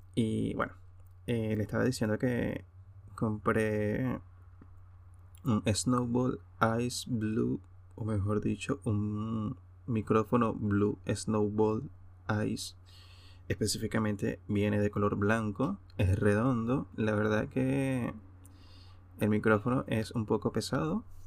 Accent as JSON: {"language": "Spanish", "area": "Hacienda Santa Teresa", "region": "Aragua", "country": "Venezuela", "tie": "born or raised there", "moved": "as an adult", "lives_now": "Europe", "said": "la hacienda Santa Teresa en el Consejo Estado Aragua, mi tierra natal"}